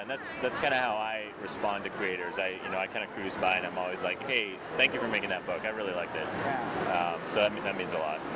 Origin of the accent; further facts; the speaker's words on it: Canadian Prairies, Canada; my growing up on the Canadian prairies